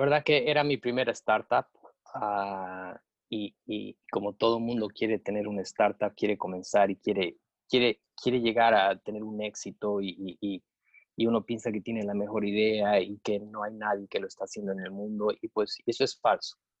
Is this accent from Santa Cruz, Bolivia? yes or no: no; Cochabamba, Bolivia; moved away as an adult; also born or lived in United States; now in Boca Raton, United States; me he forjado eh, los estudios en, Cochabamba, soy cochabambino